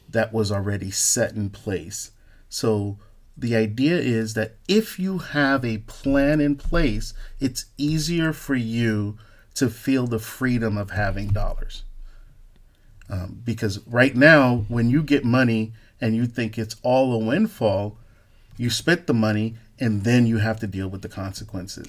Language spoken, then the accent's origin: English; Newark, New Jersey, United States; I'm growing up in Newark, in the hood